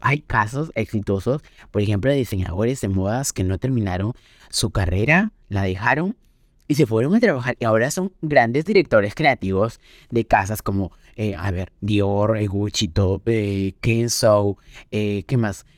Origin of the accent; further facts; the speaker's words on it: Peru; en Perú, en mi país